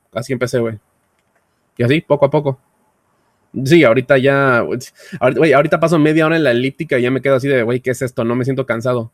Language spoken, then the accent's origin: Spanish; Veracruz, Mexico; also born or lived in Puebla; Yo soy de Veracruz, toda mi familia está en Veracruz